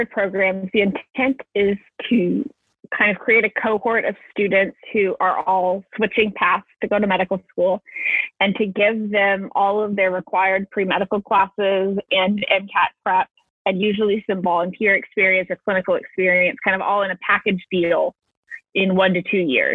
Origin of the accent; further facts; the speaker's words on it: Florida, United States; I am from Florida